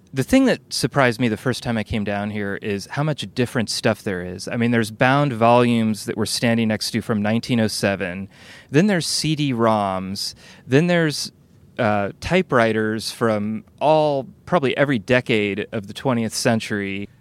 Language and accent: English; Burlingame, California, United States; We're both from Burlingame.